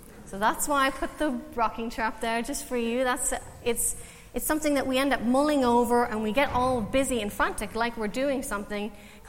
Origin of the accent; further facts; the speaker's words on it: Canada; now in Ireland; I'm Canadian, so if you're trying to work out my accent, I don't want you to be distracted the whole time thinking, where is she from?